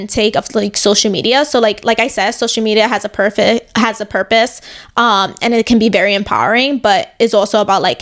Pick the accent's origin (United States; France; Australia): United States; New York City, New York; I grew up in New York my entire life